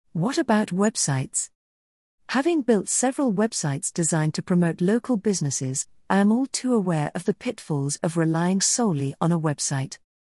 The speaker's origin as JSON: {"language": "English", "region": "South Australia", "country": "Australia", "tie": "born or raised there", "also_born_or_lived": "United Kingdom / United States", "said": "my home state of South Australia"}